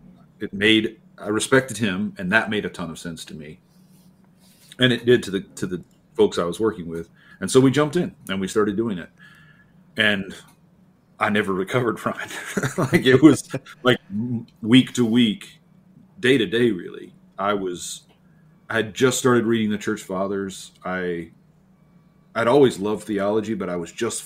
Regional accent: near Norman, rural central Oklahoma, United States; I grew up in Oklahoma, rural Oklahoma, central Oklahoma, not far from Norman

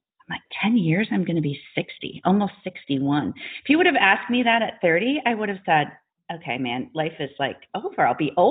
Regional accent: Wisconsin, United States; moved away as an adult; also born or lived in Indianapolis; I'm a Wisconsin girl, born and bred.

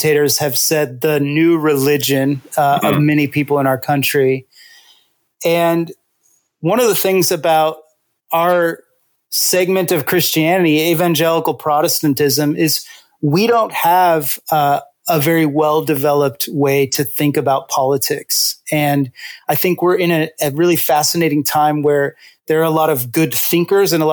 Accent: Visalia, California, United States; now in Washington, D.C., United States; I was born in Visalia, California. So I got to represent the Central Valley here.

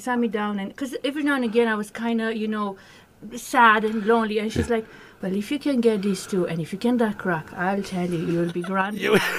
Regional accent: Transylvania, Romania; also born or lived in Roscommon; now in Ireland; I'm from Transylvania.

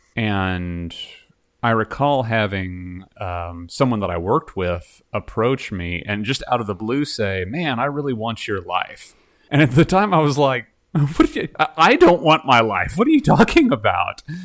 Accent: Dallas, Texas, United States; I'm from Dallas.

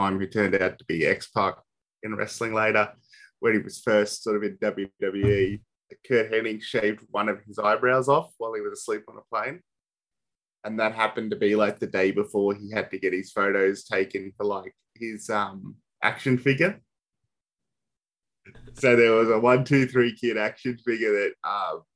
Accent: Australia; we're Australian

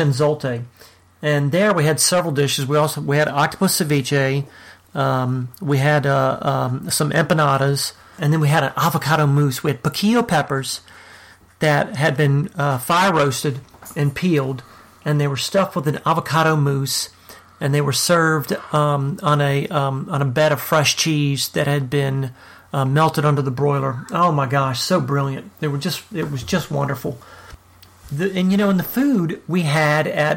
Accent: New Orleans, Louisiana, United States; moved away; And I'm from New Orleans. I grew up in New Orleans.

